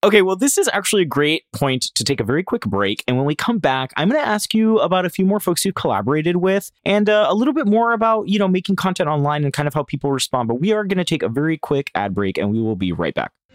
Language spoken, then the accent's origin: English; Florida, United States; also born or lived in Puerto Rico; now in New York, United States; growing up in Florida, I learned to sleep through hurricanes